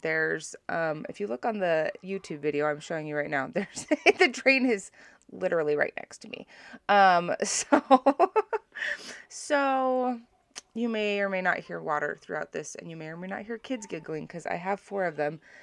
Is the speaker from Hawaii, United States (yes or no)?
yes; Hawaii, United States; I grew up in Hawaii where you do not wear your shoes into other people's houses